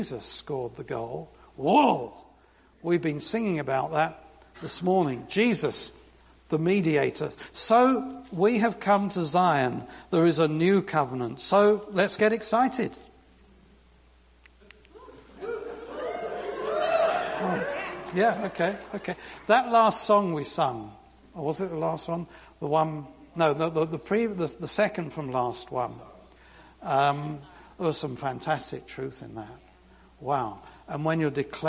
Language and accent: English; London, United Kingdom; now in United States; I grew up in London